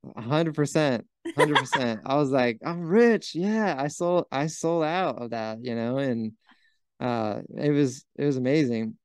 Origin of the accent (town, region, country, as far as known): Huntington Beach, California, United States; born or raised there